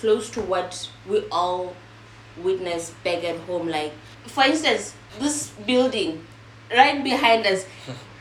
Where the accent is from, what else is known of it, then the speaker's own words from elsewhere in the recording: Lesotho; moved away as an adult; now in China; from Lesotho, all the way from Africa.